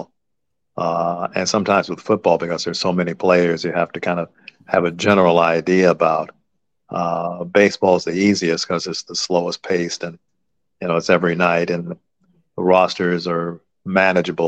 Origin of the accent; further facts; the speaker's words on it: Los Angeles, California, United States; I grew up in Los Angeles